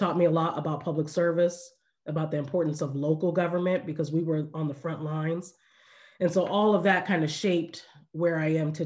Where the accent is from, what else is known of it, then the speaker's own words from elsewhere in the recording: Orange County, California, United States; I grew up here in Orange County, you know, product of this area